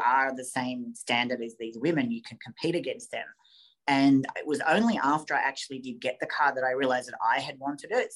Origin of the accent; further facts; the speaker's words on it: Australia; we're both Australian